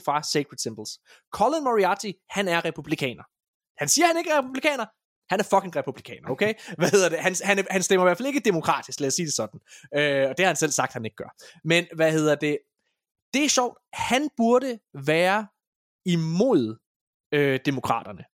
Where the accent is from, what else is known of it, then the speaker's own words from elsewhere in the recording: Denmark; vi kommer fra Danmark